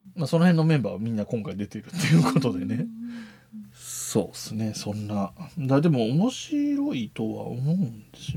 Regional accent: Yamanashi, Japan; 自分が出身が山梨県なので

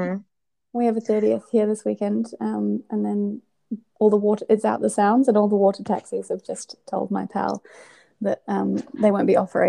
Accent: Scotland, United Kingdom; now in New Zealand; growing up in Scotland

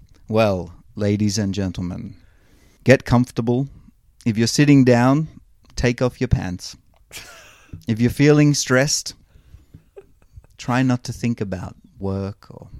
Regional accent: Victoria, Australia

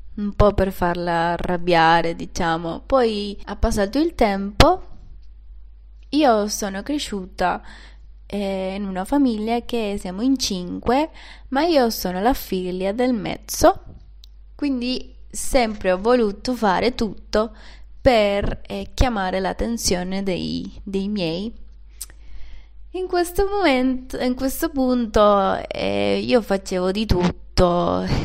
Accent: Venezuela; Italian is a second language; moved away as an adult; also born or lived in Panama; now in Turin, Italy; sono venezuelana, sono nata in una città un po' diciamo in, in campagna

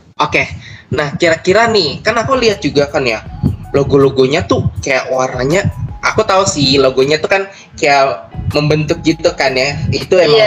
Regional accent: Bekasi, West Java, Indonesia; moved away as an adult; now in Yogyakarta, Indonesia; aku kan dari Bekasi

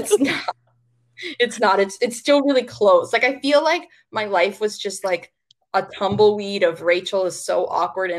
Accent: Minnesota, United States; moved away as an adult; also born or lived in Arizona / Sydney, Australia; now in Australia; both Katie and I grew up in Minnesota

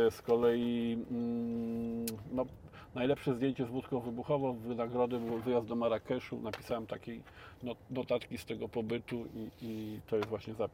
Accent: Szczecin, West Pomeranian Voivodeship, Poland; jestem ze Szczecina.

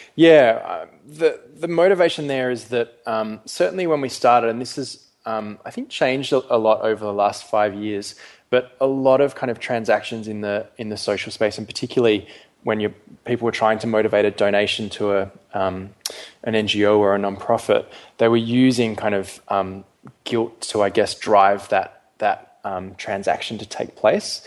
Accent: Perth, Western Australia, Australia; moved away as an adult; also born or lived in London / Melbourne; I was actually born and brought up um, initially in London. Then my family moved to Perth when I was quite young

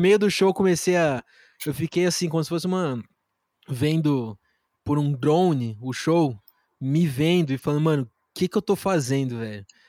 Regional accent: Brazil; sendo brasileiro

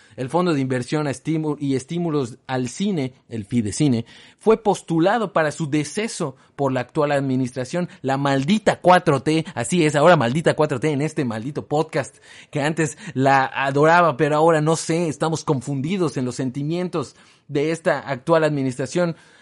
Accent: Mexico; los mexicanos pudiésemos

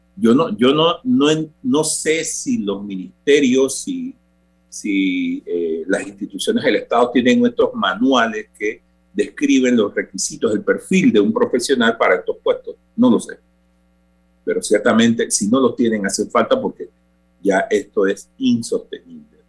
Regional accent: Panama; como panameños

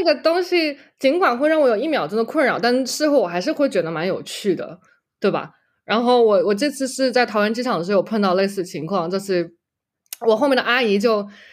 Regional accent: Shanghai, China; moved away as an adult; also born or lived in Los Angeles / Berkeley; now in United States; 我是从上海来的

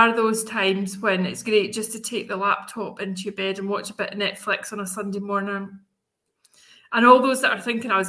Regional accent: Scotland, United Kingdom; moved away as an adult; now in Spain; in Scotland, my home country

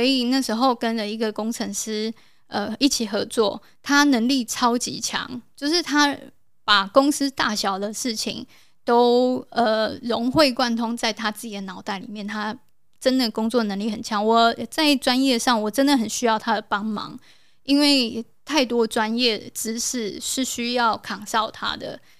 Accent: South Korea; moved away; 我是从韩国来的

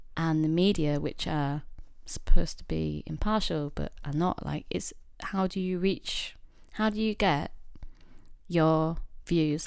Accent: Yorkshire and the Humber, United Kingdom; moved away as an adult; now in London, United Kingdom; I grew up in a very, very small town slash village

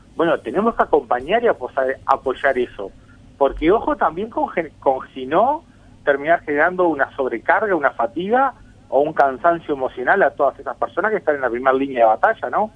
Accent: Uruguay

